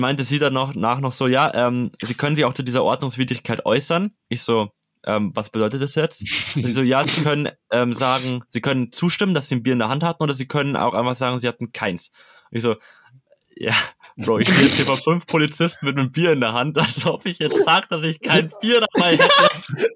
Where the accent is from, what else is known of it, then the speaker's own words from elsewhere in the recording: Bavaria, Germany; ich komme aus Bayern